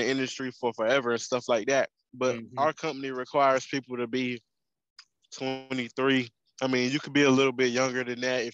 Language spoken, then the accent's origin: English; North Carolina, United States; moved away as an adult; also born or lived in Kansas; I'm from North Carolina, but I've been out of North Carolina for 5 years in Kansas